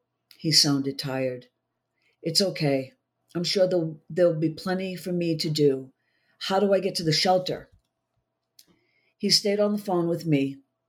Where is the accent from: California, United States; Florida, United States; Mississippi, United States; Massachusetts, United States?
Massachusetts, United States; born there; Well, I was born just outside of Boston, so I'm a Yankee through and through